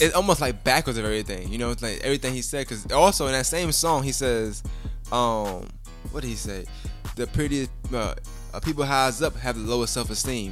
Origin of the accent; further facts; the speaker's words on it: New York City, New York, United States; I'm originally from Brooklyn